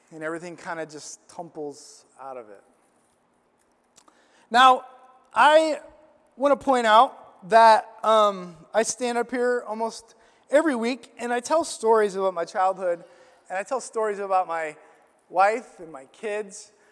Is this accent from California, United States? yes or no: no; Illinois, United States; we went to this camp growing up in Illinois